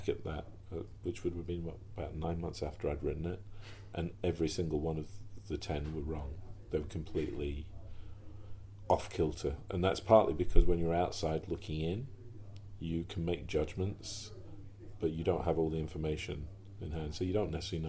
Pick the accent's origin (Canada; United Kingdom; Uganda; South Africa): United Kingdom; also born or lived in New York; being a British person and working for the NFL